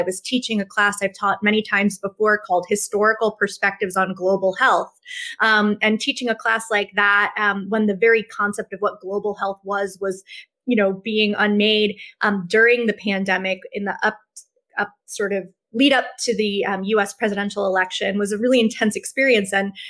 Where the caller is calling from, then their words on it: Branford, Connecticut, United States; I am calling from the Quinnipiac and Hamonasset lands known as Branford, Connecticut, which is part of New Haven County.